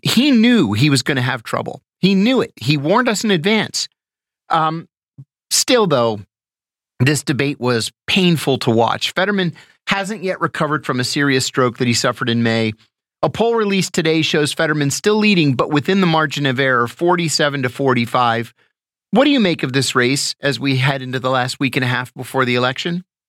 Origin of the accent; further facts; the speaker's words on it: New Castle, Pennsylvania, United States; moved away; my hometown, you know, I'm from Newcastle, Pennsylvania